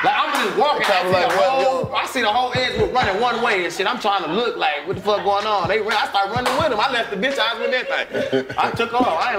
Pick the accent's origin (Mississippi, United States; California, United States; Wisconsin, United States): Wisconsin, United States; Milwaukee; I was born and raised there